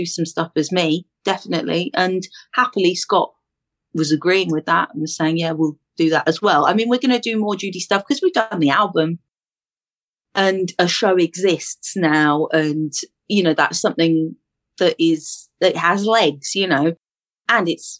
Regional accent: London, United Kingdom; I'm from East London

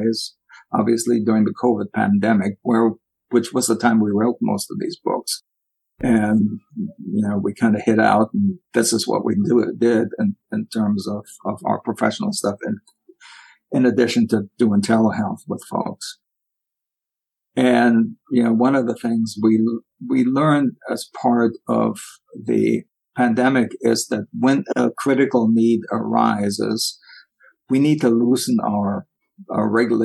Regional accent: Germany; now in United States; as a former German

